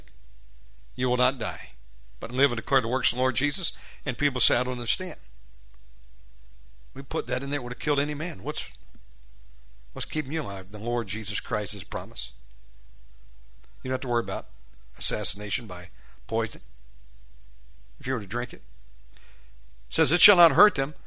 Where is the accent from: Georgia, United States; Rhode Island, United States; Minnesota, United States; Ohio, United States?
Georgia, United States; moved away as an adult; now in Bali, Indonesia; I'm an American born. I'm a redneck, for goodness sakes. Born and bred in Georgia.